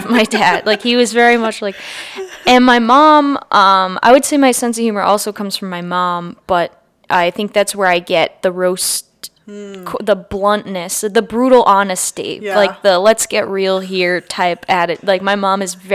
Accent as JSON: {"language": "English", "area": "near Framingham and Worcester", "region": "Massachusetts", "country": "United States", "tie": "born or raised there", "said": "I grew up near Framingham and Worcester, where I was probably closer to those cities in Massachusetts."}